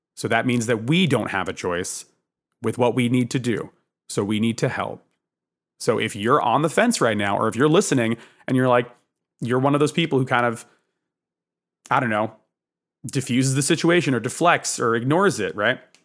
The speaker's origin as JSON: {"language": "English", "region": "Northern New Jersey", "country": "United States", "tie": "born or raised there", "said": "I was born in New Jersey in the north"}